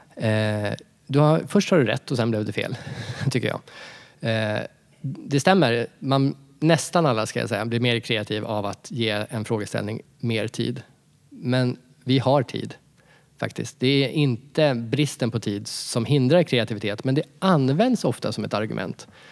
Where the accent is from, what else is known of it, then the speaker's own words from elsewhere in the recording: Sweden; jag som svensk